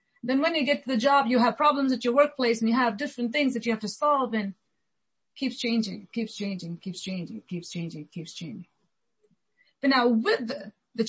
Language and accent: English; India; growing up in India, especially if you have to go to school